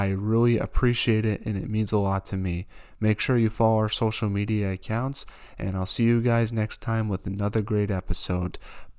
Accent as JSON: {"language": "English", "region": "New England", "country": "United States", "said": "I'm from New England, so it probably is."}